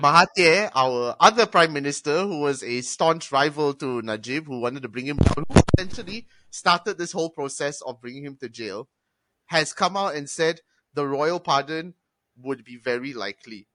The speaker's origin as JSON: {"language": "English", "country": "Malaysia", "said": "I'm Malaysian"}